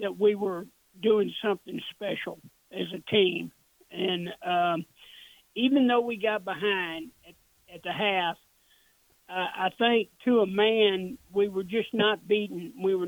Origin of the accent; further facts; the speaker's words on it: Dallas, Texas, United States; As a kid, I grew up in the Dallas area.